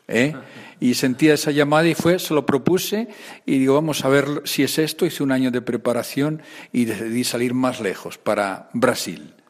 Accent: Aranda de Duero, Castile and León, Spain; Pues soy de Burgos también, de otra región, soy más de la región de Aranda de Duero

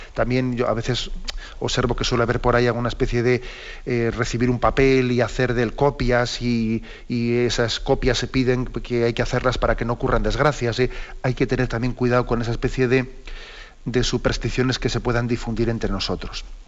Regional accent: Valencia, Valencian Community, Spain; yo soy de Valencia

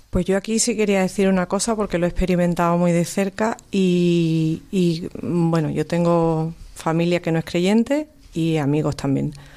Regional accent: Cádiz, Andalusia, Spain; now in Seville, Spain; yo que soy de Cádiz

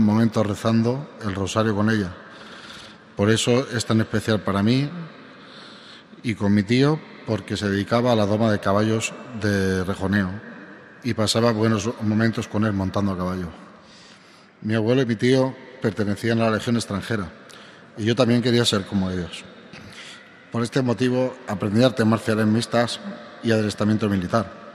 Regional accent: Palma, Balearic Islands, Spain; moved away as an adult; now in Toledo, Spain; soy natural de Palma de Mallorca, España, aunque desde hace un año y medio vivo eh, en Toledo

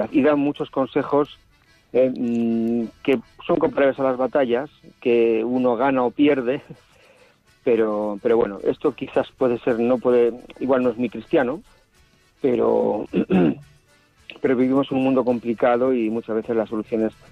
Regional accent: Basque Country, Spain; Un poquito en Solupe, que es mi pueblo de, pastoral, ha llovido un poquito a mediodía

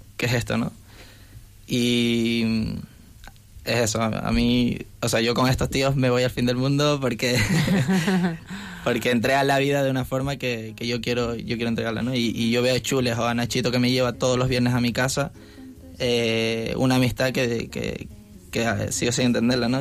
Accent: Canary Islands, Spain; moved away as an adult; now in Madrid, Spain; soy de, Canarias y estudio en un piso universitario

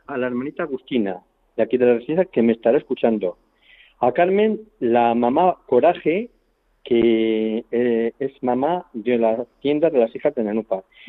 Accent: Fresnillo de las Dueñas, Castile and León, Spain; yo soy de Frenillos de las Viñas, el pueblo de los Grajos, de a 5 kilómetros de Aranda

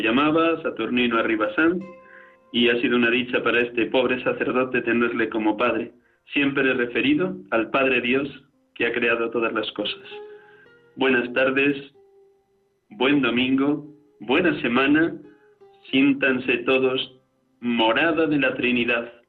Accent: Riaza, Castile and León, Spain; su pueblo natal y el mío, Riaza, Segovia

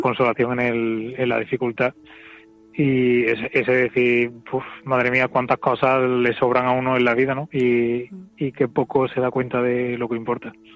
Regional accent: Córdoba, Andalusia, Spain; moved away as an adult; also born or lived in Madrid; soy de aquí soy de Córdoba y me fui allí a trabajar

